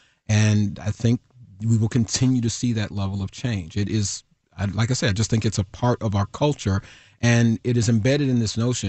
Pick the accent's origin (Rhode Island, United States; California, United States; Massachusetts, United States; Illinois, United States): Illinois, United States; Chicago; So, you know, I grew up on the South Side of Chicago, born in 1969 at a time when the neighborhood was really kind of changing over where I was living.